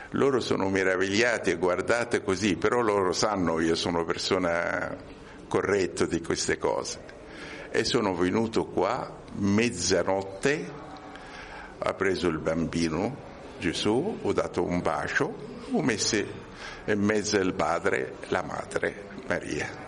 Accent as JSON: {"language": "Italian", "country": "Egypt", "second_language": "Italian", "moved": "as an adult", "lives_now": "Rome, Italy", "said": "Io ho origine egiziano, studiato in Egitto, laureato in ingegneria, ingegnere electric power e sono venuto qui con un contratto con eh, una ditta in Sicilia, lavorato tre anni, poi sono venuto a Roma."}